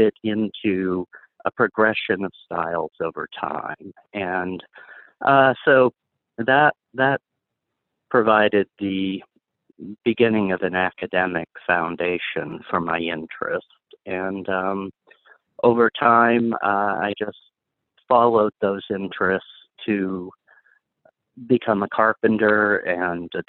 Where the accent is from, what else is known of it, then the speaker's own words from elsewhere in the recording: White Mountains of New Hampshire, United States; I grew up in the White Mountains of New Hampshire